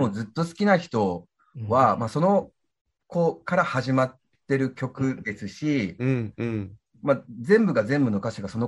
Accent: Tachikawa, Tokyo, Japan; 私、地元が立川なんで、

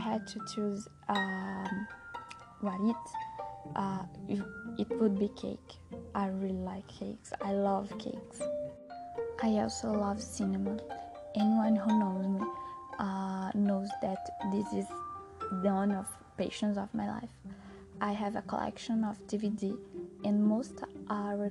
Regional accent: Brazil; English is a second language; I was born in Brazil and I live my whole life in Brazil.

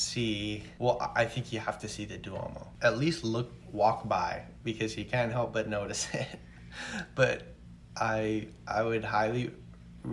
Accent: New York, United States; my parents are New Yorkers, and I was born in New York

